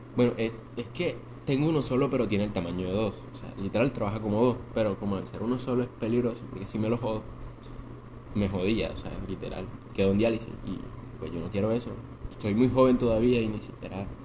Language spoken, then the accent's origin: Spanish; Montería, Córdoba, Colombia; De Montería, digan Montería, Colombia